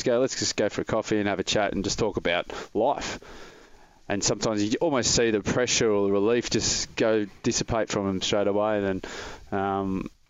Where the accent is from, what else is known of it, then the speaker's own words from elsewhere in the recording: Melbourne, Victoria, Australia; I grew up in Melbourne